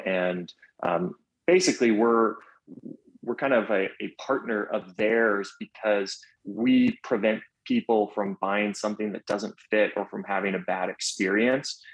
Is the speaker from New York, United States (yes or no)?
no; Orlando, Florida, United States; now in Atlanta, United States; growing up in Orlando. So, growing up in Orlando, right as I turned, I believe it was eight